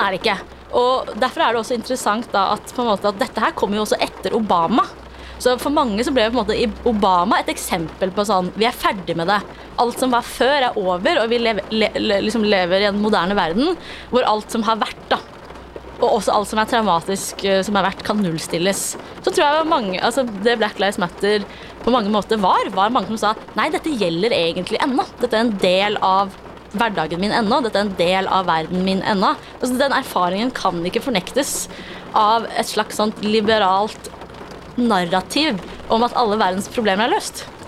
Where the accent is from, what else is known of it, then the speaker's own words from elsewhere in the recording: Oslo, Norway; jeg er fra Oslo, og alltid er vant til at folk lever helt forskjellig